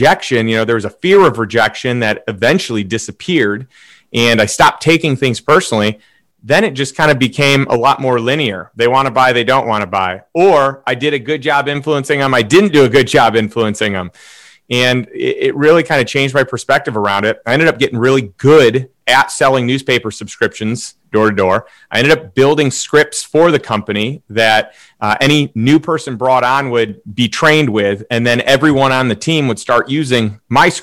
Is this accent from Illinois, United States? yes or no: yes; Chicago, Illinois, United States; moved away as an adult; also born or lived in St. Louis; So I grew up in Chicago, in a suburb of Chicago.